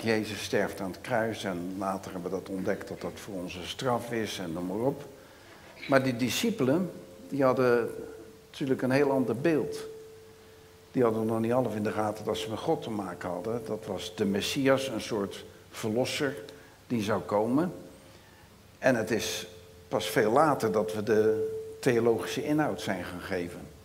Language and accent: Dutch; Rotterdam, South Holland, Netherlands; accent: Rotterdams; Ik ben een echte Rotterdammer, dus mijn accent is Rotterdams